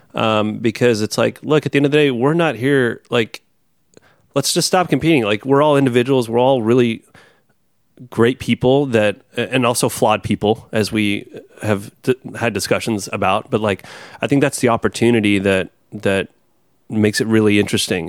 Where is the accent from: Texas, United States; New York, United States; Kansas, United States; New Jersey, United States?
Texas, United States; born or raised there; moved away